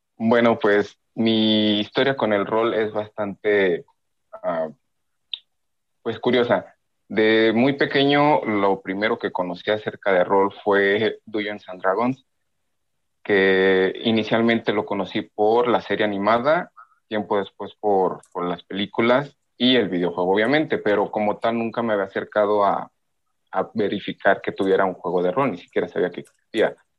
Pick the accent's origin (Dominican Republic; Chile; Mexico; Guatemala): Mexico; soy de México